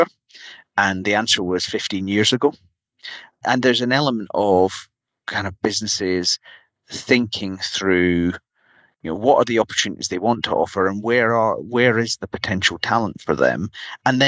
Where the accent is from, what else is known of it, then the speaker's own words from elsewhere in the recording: Edinburgh, Scotland, United Kingdom; my hometown, Edinburgh